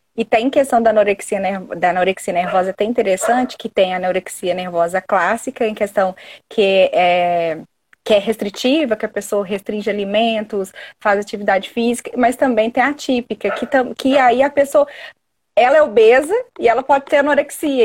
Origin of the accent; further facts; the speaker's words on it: Belo Horizonte, Minas Gerais, Brazil; accent: mineiro; eu sou de Minas, sou aqui de BH